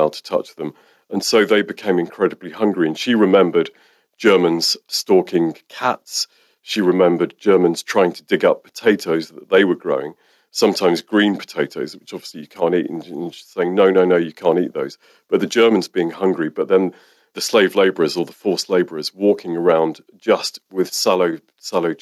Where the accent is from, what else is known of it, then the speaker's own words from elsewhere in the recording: Guernsey; I was born in Guernsey